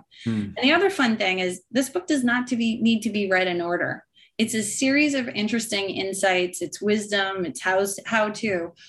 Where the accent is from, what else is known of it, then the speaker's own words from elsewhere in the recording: Canada; And for me as a Canadian, we had Boxing Day.